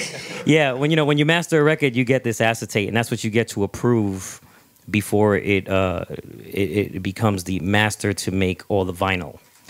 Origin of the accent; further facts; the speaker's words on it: New York City, New York, United States; I'm from the Bronx, you know, so Kenny being from Brooklyn, me from the Bronx